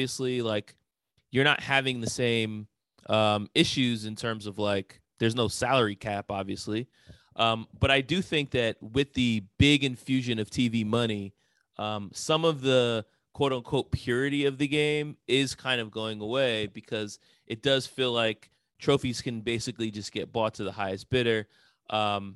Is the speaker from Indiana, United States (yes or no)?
no; New York, United States; I can remember growing up in New York and kids making fun of me for being a Knicks fan